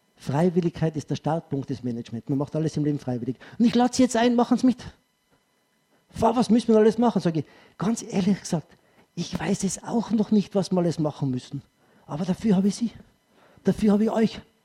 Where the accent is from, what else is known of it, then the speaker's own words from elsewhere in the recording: Tyrol, Austria; Als Tiroler